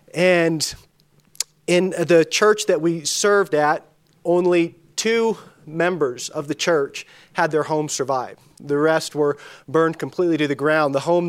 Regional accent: California, United States; As Danny mentioned, Danny mentioned I'm from Northern California. I always like to clarify Northern California. It's a very different part of the state. But I grew up in a small town that was even smaller than Dillon, 3,000 people, 100 miles from a three-color stoplight.

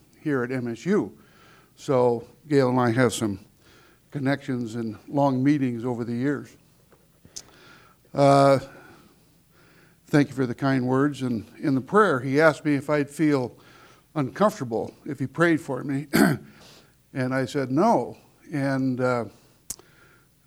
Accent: Harlowton area, Montana, United States; I'm from the Harleton area. I'm a fourth-generation rancher, and I spent all my life in the outdoors

